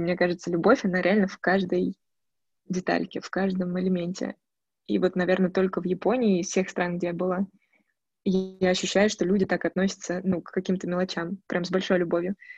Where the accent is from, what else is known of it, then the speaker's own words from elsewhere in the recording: Moscow, Russia; now in Chernogolovka, Russia; я родилась в Москве, коренная москвичка